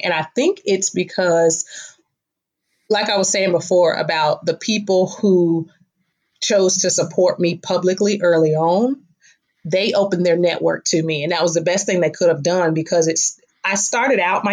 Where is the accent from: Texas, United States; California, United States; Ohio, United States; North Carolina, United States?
North Carolina, United States; Fayetteville; I was born in Fayetteville.